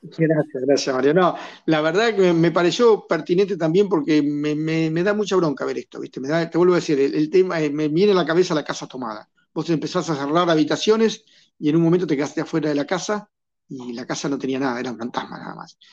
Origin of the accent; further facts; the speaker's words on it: Argentina; en mi país